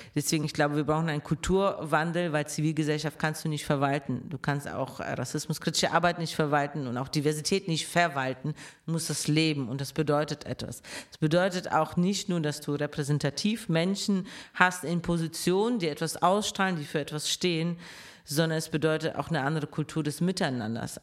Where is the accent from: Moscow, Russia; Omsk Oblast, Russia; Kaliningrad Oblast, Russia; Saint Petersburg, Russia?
Moscow, Russia; now in Cologne, Germany; Ich komme halt aus Moskau, äh, deswegen, ich brauche auch die Stadt. Ich bin ein absolutes Stadtkind.